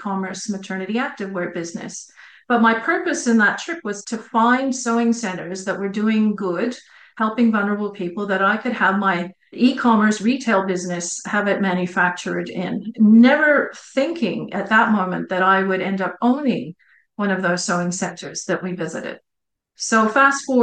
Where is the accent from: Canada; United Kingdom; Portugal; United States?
Canada; Montreal, Quebec; accent: Canadian; moved away as an adult; also born or lived in New Zealand; now in Australia; the city of 3 million people, Montreal, where I grew up